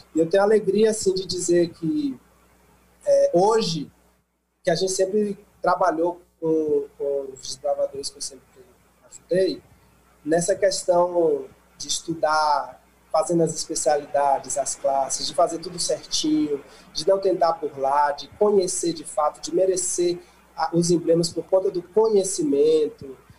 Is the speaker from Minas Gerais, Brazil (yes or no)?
no; Bahia, Brazil; moved away as an adult; na Bahia, que eu sou de lá da Bahia